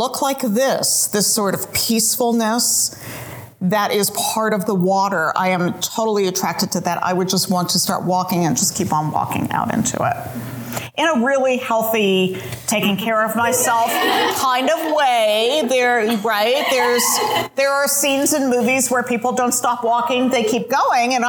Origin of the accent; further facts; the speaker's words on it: Pennsylvania, United States; moved away; I grew up in Pennsylvania